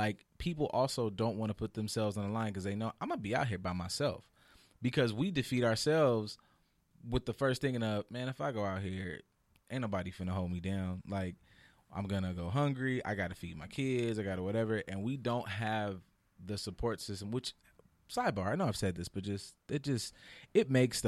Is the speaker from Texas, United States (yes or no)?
yes; Texas, United States; I'm from Texas, goddamn it, to Florida.